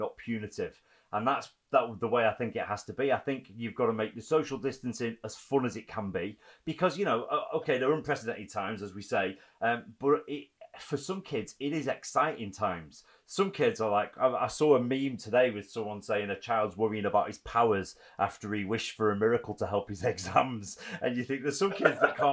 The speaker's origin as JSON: {"language": "English", "town": "Preston", "region": "North West England", "country": "United Kingdom", "tie": "born or raised there", "said": "I grew up in Preston myself in a similar house to the red brick."}